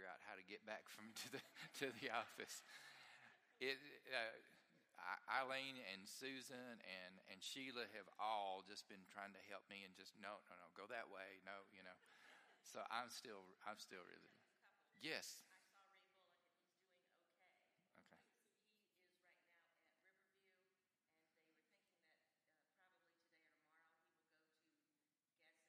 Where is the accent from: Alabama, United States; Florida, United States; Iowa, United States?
Alabama, United States; the Shoals area; moved away; I grew up in the Shoals area